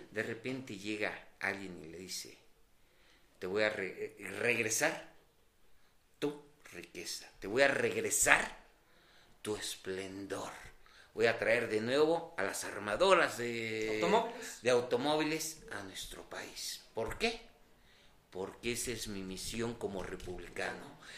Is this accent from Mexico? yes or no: yes; Mexico